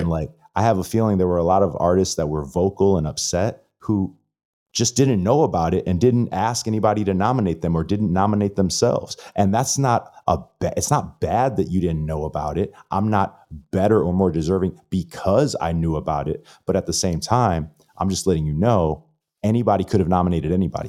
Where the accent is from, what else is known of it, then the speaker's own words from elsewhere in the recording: Florida, United States; I'm from Florida